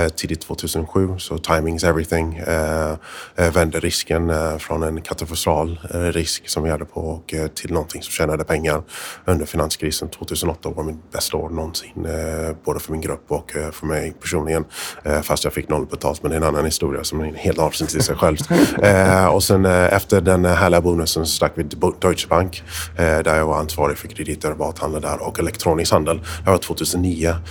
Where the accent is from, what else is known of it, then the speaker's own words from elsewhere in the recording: United States; Swedish is a second language; moved away; also born or lived in Sweden; jag är amerikan från början, så att jag bodde i Sverige från 85 till 96